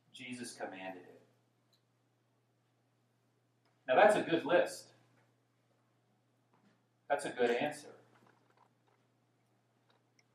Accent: Dallas, Texas, United States; I grew up in Dallas, Texas, born in the 1950s

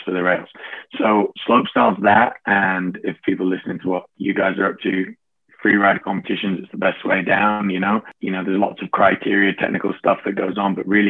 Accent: Sheffield, Yorkshire and the Humber, United Kingdom; I grew up in Sheffield

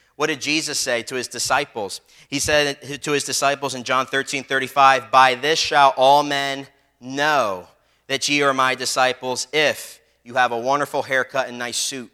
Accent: Philadelphia, Pennsylvania, United States; growing up in Philly on the street, there were some people that would bully me and stuff

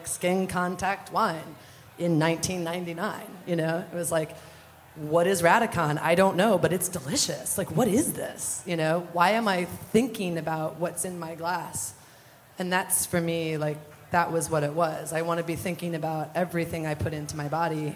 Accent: Ashland, Ohio, United States; moved away; also born or lived in Minneapolis; I'm from Ashland, Ohio, which is south of Cleveland

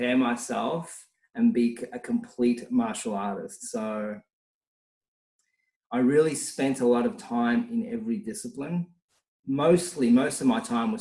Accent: a smaller city an hour from Melbourne, Victoria, Australia; in my hometown, which, you know, it's an hour from Melbourne. It's like it's a smaller city

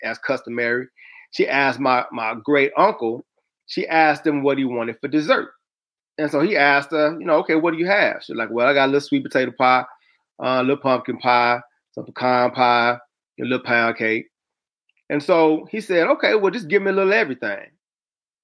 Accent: the South, United States; I'm from the South

